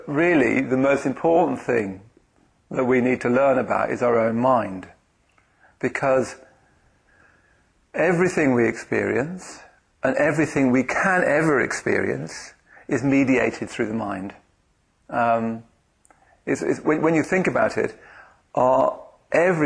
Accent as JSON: {"language": "English", "region": "London", "country": "United Kingdom", "said": "I come from Bethnal Green in the east end of London"}